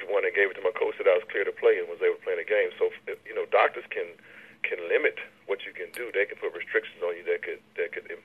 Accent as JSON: {"language": "English", "town": "Baton Rouge", "region": "Louisiana", "country": "United States", "tie": "born or raised there", "said": "when I grew up here in Baton Rouge"}